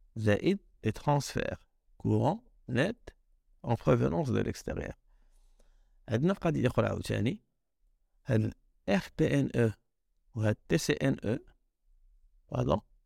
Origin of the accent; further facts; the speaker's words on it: Morocco; انايا كمغربي